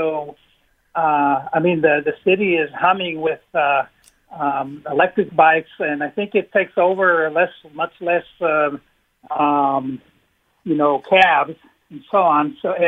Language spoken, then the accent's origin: English; Israel; now in New Britain, United States; I'm originally from Israel and I visit often.